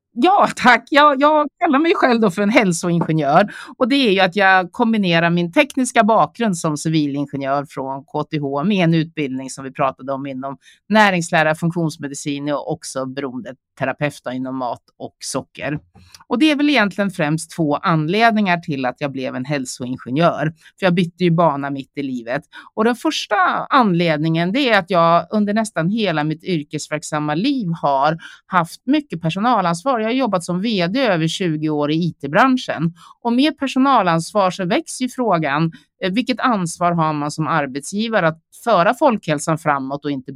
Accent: Sweden; also born or lived in South Korea; Jag kom till Sverige när jag var 11 månader

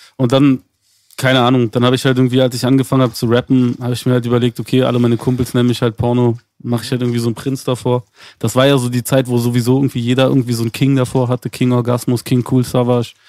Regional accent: Berlin, Germany; wir sind beide in Zehlendorf aufgewachsen

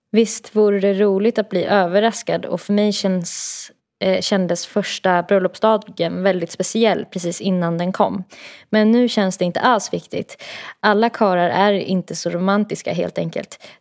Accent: Stockholm, Stockholm County, Sweden; Jag är från Stockholm och han är från Uppsala.

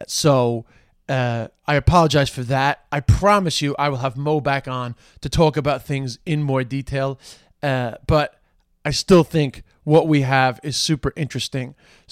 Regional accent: England, United Kingdom; born there; Yeah, I know, because I was born in England. I spend most of my time denying that I'm English.

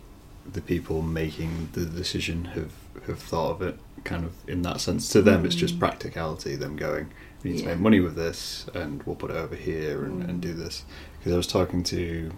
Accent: Scunthorpe, Yorkshire and the Humber, United Kingdom; now in Lincoln, United Kingdom; And I'm from Scunthorpe, which is tiny.

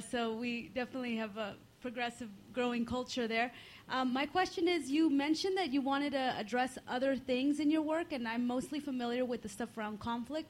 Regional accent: United States; I'm an American

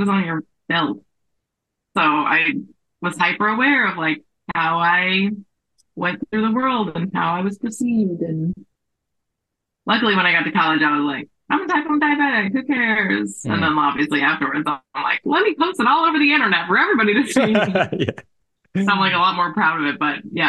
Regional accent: Las Vegas, Nevada, United States; moved away as an adult; also born or lived in San Diego; I grew up in Las Vegas

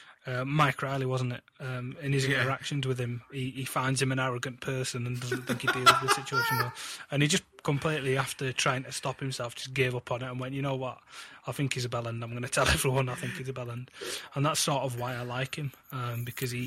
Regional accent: Huddersfield, Yorkshire and the Humber, United Kingdom; I'd say, Huddersfield

